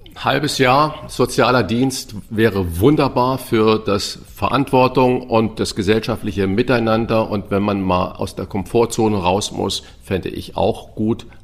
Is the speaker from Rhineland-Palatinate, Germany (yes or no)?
no; St. Ingbert, Saarland, Germany; now in Hamburg, Germany; ich bin ja in St. Ingbert geboren